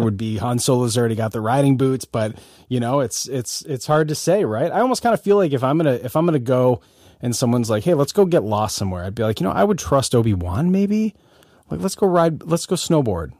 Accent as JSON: {"language": "English", "region": "Michigan", "country": "United States", "tie": "born or raised there", "said": "growing up in Michigan"}